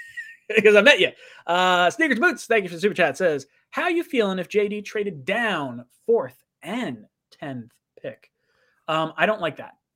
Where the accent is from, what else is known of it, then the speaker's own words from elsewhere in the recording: New Jersey, United States; I'm Jersey